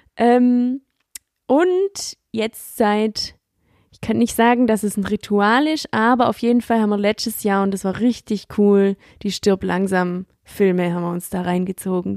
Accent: Swabia, Baden-Württemberg, Germany; accent: Swabian; ich rede komplett Schwäbisch

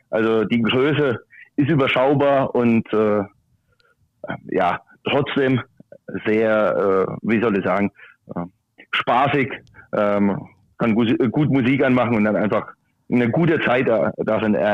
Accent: Muggensturm, Baden-Württemberg, Germany; Heute aktuell in Muggensturm, in meiner Heimat. Das ist in der Nähe von Karlsruhe.

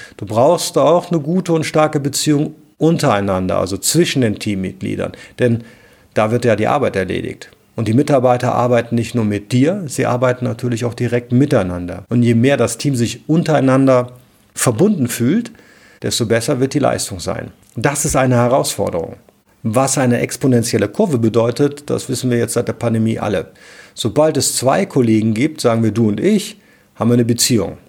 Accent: Cologne, North Rhine-Westphalia, Germany; ich komme aus Köln

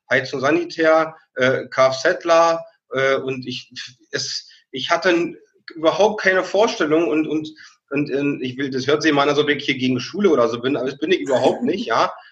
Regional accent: Brandenburg, Germany; Ich bin aufgewachsen, äh, Rand Berlin, Brandenburg. Ich bin im Dorf aus, aufgewachsen, 2000 Seelendorf.

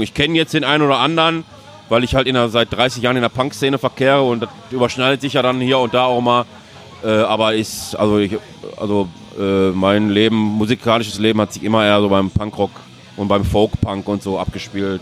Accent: Duisburg, North Rhine-Westphalia, Germany; aus Duisburg komme ich.

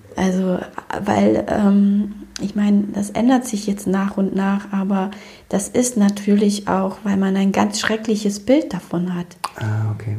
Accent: Romania; also born or lived in Germany; now in Cologne, Germany; ich komme ja aus Rumänien ursprünglich

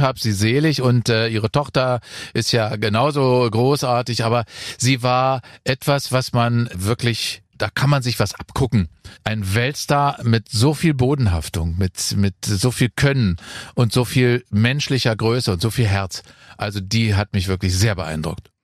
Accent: Germany; ich komme aus der DDR.

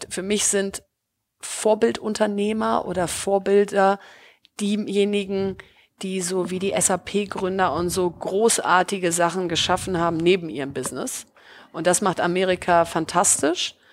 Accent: Bielefeld, North Rhine-Westphalia, Germany; ich komme aus Bielefeld, äh, was ja äh, irgendwie erstmal keine Stadt ist, wo alle irgendwie vor Glück Juhu schreien

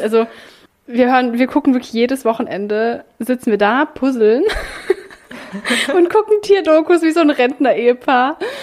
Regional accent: Baden-Württemberg, Germany; now in Berlin, Germany; ich komme ja eigentlich aus Baden-Württemberg

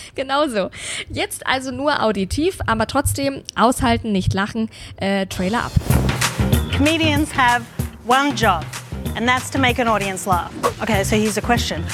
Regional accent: Bavaria, Germany; now in Berlin, Germany; Ich war ja auch zu Hause in meiner Heimat in Bayern, bei meinen Eltern, in meinem alten Kinderzimmer

